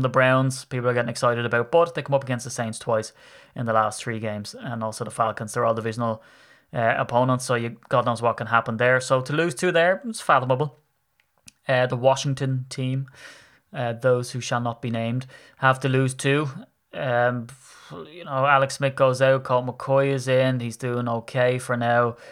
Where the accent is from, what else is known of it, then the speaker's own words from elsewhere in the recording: Ireland; as an Irishman